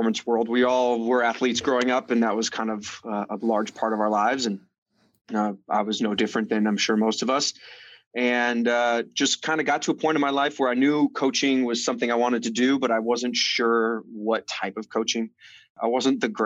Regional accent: Minnesota, United States; now in Long Beach, United States; Born and raised in Minnesota.

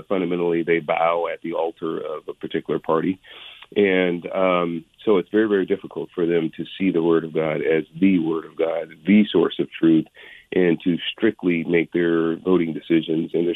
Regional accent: San Francisco, California, United States; also born or lived in San Jose; I was born in Hunters Point in San Francisco, which is project housing. I was born into abject poverty in the 1960s. And so I was and then by the time I was eight, we moved to a lower middle class community, still in San Francisco.

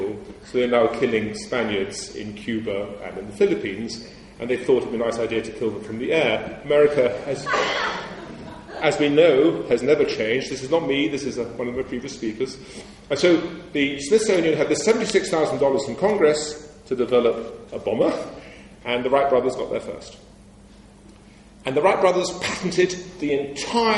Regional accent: England, United Kingdom; I'm English

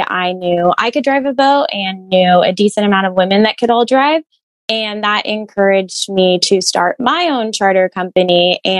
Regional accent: Austin, Texas, United States; I grew up in Lake Austin in Austin, Texas

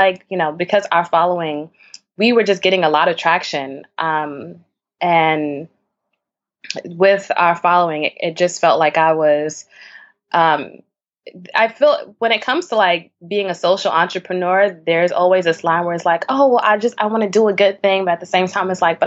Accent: New York City, New York, United States; I grew up in Bed-Stuy

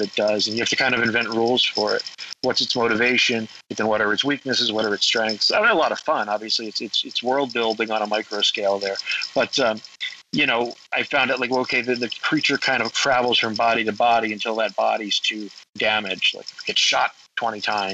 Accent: Southwest, United States; I grew up in the Southwest

